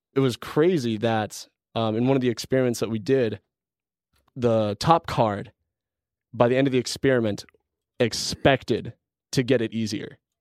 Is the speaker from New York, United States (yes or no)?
no; Colorado, United States; moved away as an adult; also born or lived in Canada; I'm originally from Colorado